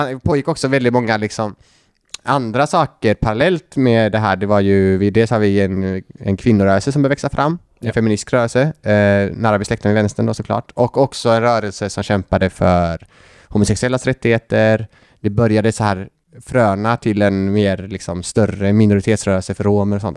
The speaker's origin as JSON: {"language": "Swedish", "town": "Gothenburg", "region": "Västra Götaland", "country": "Sweden", "said": "jag är ju då från Göteborg."}